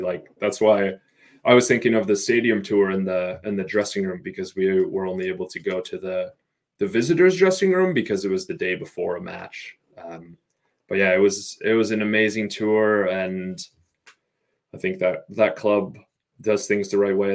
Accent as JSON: {"language": "English", "town": "Chicago", "region": "Illinois", "country": "United States", "moved": "as an adult", "lives_now": "New York, United States", "said": "originally I'm from the Chicago area, and moved to New York for work"}